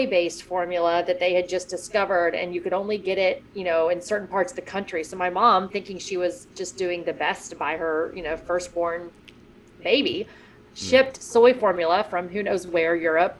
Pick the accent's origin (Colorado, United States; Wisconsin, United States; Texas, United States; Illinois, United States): Texas, United States; Houston; I grew up in Houston, where I sit right now